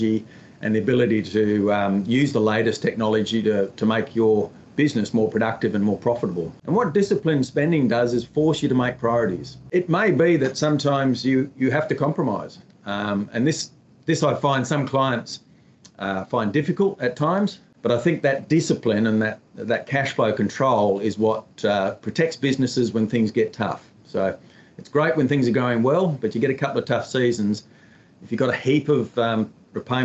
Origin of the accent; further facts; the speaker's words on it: Emerald, Queensland, Australia; moved away as an adult; now in Western Australia, Australia; grew up on a cotton farm in Emerald, Central Queensland